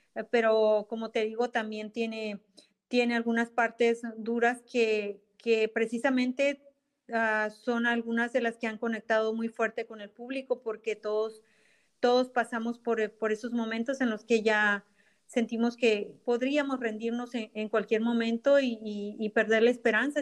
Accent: Ensenada, Baja California, Mexico; now in United States; Yo soy de Ensenada, eh, Baja California de México

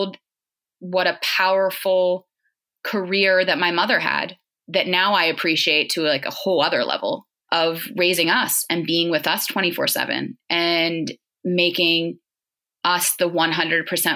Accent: Pittsburgh, Pennsylvania, United States; moved away as an adult; also born or lived in New York; now in Pittsburgh, United States; I grew up in Pittsburgh

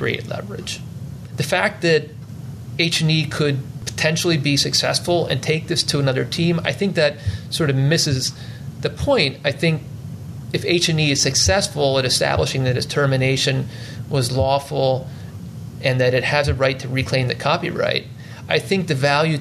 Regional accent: Philadelphia, Pennsylvania, United States; as a Philadelphian

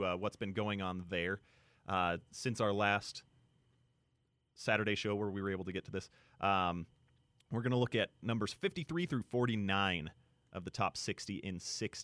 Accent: Utah, United States; growing up in Utah

